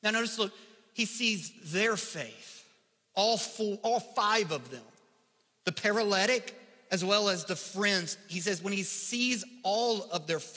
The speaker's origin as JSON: {"language": "English", "region": "Kentucky", "country": "United States", "accent": "Kentucky English", "said": "my accent, you know, my Kentucky English"}